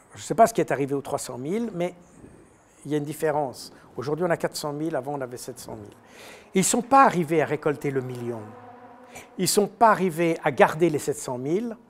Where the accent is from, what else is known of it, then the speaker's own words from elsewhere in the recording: Switzerland; je suis suisse